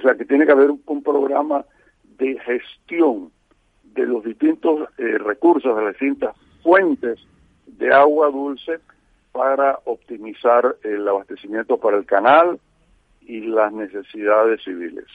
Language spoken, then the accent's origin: Spanish; Panama